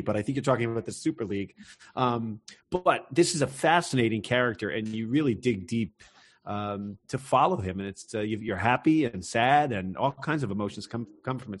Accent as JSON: {"language": "English", "country": "United States", "said": "I take great pride as an American"}